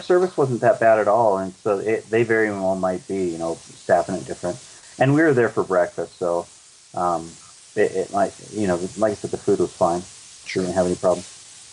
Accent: Colorado, United States; we're from Colorado

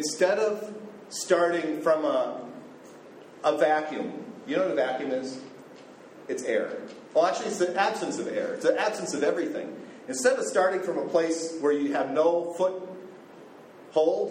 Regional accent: United States; moved away as an adult; now in Cambodia; I'm American

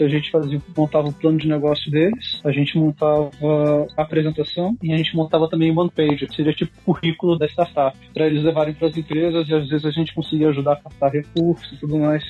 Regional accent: Taubaté, São Paulo, Brazil; also born or lived in Brookline, United States / Rio de Janeiro; now in Israel; nasci no interior de São Paulo, na cidade de Taubaté, vivi lá por alguns anos

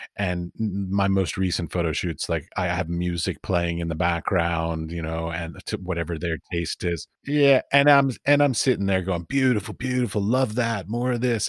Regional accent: United States; moved away as an adult; also born or lived in Middle East; as an American

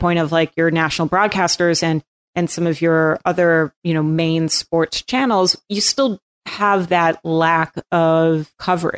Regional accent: Cape Cod, Massachusetts, United States; moved away; I'm from Cape Cod

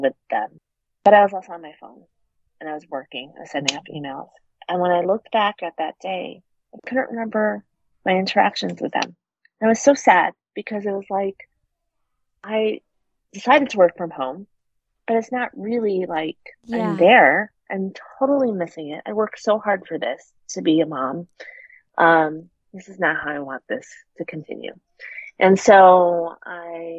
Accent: Chicago, Illinois, United States; moved away as an adult; also born or lived in New Hampshire / Boston; now in Los Angeles, United States; We're both originally from Chicago

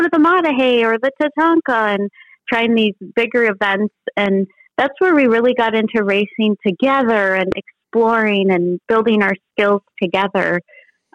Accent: Bloomington, Minnesota, United States; I'm from Bloomington, Minnesota, so a suburb just south of the Twin Cities in Minnesota

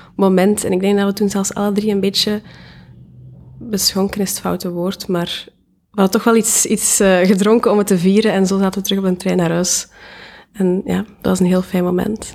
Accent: Diest, Flanders, Belgium; moved away as an adult; now in Ghent, Belgium; Ik ben afkomstig uit Diest

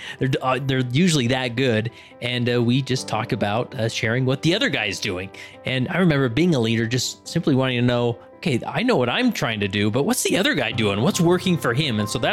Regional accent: Utah, United States; Obviously being born and raised in Utah, you know, I did my own trek as a youth

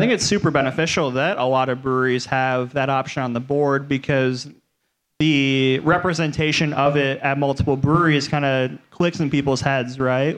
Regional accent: Cleveland, Ohio, United States; moved away as an adult; now in Cincinnati, United States; I grew up in Cleveland

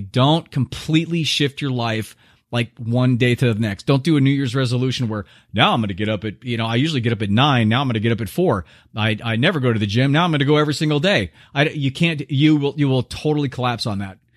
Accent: United States

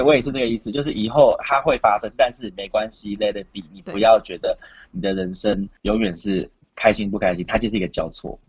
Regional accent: New Zealand; 因为我的小时候在纽西兰读书，所以我就有一次买咖啡

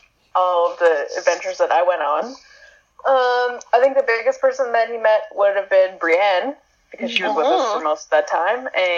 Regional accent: Canada; And yeah, we just had a great time being Canadian, cheering people on.

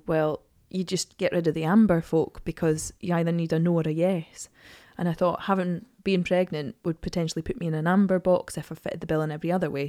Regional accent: Edinburgh, Scotland, United Kingdom; I'm from Edinburgh.

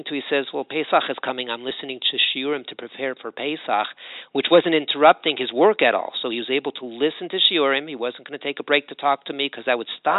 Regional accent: Los Angeles, California, United States; now in Jerusalem, Israel; I'm originally from Los Angeles

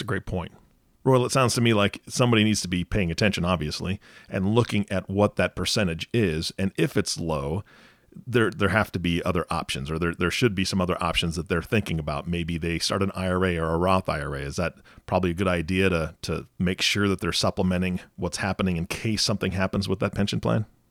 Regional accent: Pacific Northwest, United States; I'm from the Pacific Northwest

